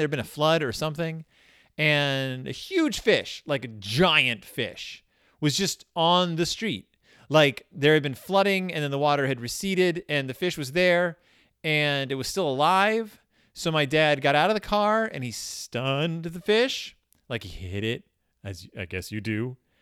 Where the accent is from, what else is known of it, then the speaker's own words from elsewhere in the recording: Texas, United States; I grew up in Texas